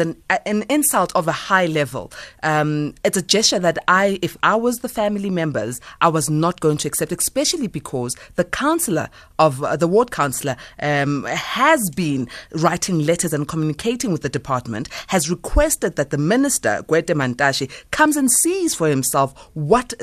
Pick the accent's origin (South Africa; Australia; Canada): South Africa; as a South African and as a mother